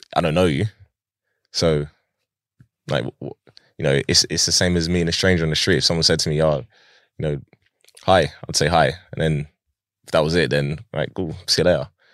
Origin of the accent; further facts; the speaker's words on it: Pinner, London, United Kingdom; I lived in different places in Harrow in, throughout my childhood. And, uh, I grew up in, like, probably the majority of the time that I grew up was in Pinner